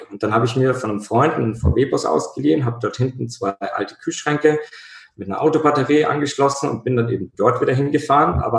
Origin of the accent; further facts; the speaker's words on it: Bavaria, Germany; In meiner Kindheit war immer Schnee bei uns in Bayern